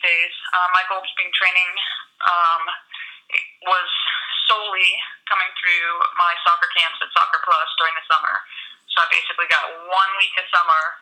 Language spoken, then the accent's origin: English; Boston, Massachusetts, United States; now in North Carolina, United States; my hometown area